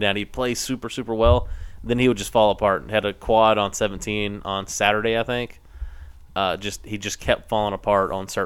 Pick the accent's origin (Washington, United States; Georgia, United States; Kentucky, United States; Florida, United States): Florida, United States; I'm from Florida.